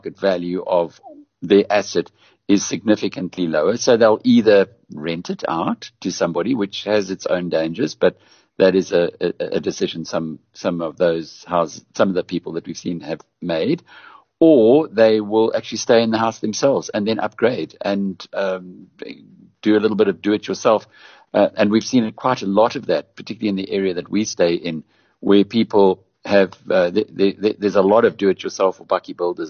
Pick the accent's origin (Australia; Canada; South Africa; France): South Africa; also born or lived in United Kingdom; as a South African